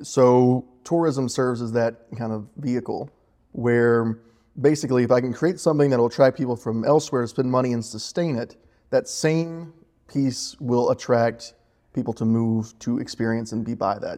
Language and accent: English; Unicoi County, Tennessee, United States; also born or lived in Louisville, Kentucky / Blountville, Tennessee / Denver, Colorado; moved to the Unicoi, ten, and then graduated from there at eighteen